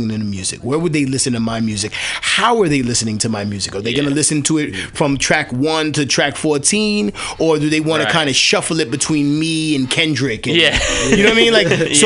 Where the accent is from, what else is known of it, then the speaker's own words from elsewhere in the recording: New York City, New York, United States; accent: New York; I'm from Washington Heights, Manhattan. So that's right above Harlem